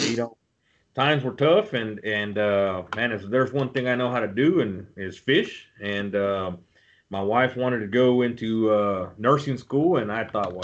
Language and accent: English; Robstown, Texas, United States; I live in Robstown, born and raised in Robstown